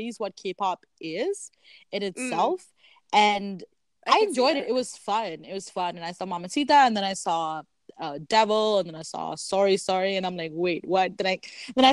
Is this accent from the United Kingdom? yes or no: no; central Canada, Canada; we're Canadian, we're in Canada